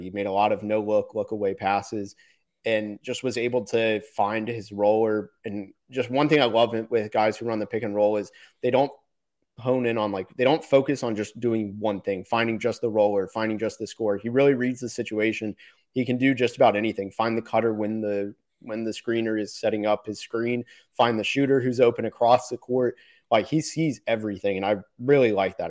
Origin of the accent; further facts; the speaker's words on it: Orlando, Florida, United States; now in Dallas, United States; I'm from Orlando originally, and I live in Dallas now